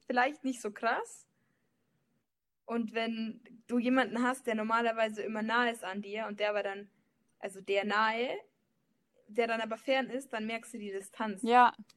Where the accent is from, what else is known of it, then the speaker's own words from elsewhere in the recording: Germany; also born or lived in Leipzig; ich bin Deutsche